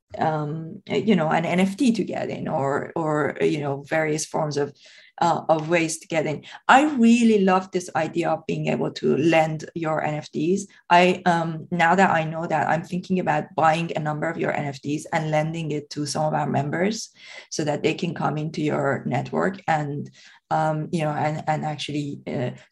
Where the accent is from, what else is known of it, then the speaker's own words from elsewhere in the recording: Tehran, Tehran Province, Iran; English is a second language; moved away as an adult; now in United Kingdom; I was born and brought up in Tehran